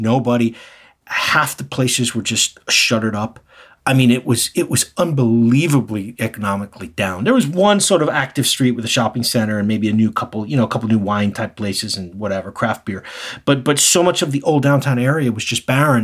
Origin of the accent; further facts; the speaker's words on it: New York City, New York, United States; now in Japan; I'm originally from New York City